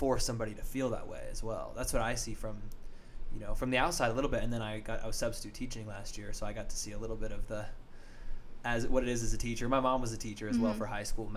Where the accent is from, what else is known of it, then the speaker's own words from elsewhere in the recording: Arvada, Colorado, United States; I grew up in Arvada in mm-hmm. the suburbs of Colorado